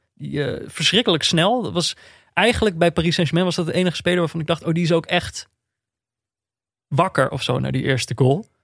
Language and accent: Dutch; Netherlands; dan ben je als Nederlander